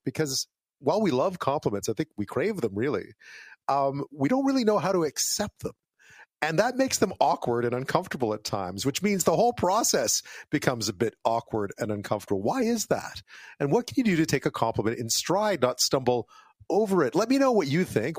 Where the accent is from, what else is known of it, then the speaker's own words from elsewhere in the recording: Quebec, Canada; moved away; I grew up in Quebec